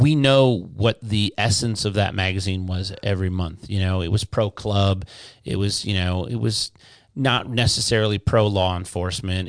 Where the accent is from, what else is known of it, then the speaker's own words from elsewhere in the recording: Inkster, Michigan, United States; moved away as an adult; also born or lived in Garden City, Michigan / Canton, Michigan; now in Florida, United States; I grew up in Inkster and Garden City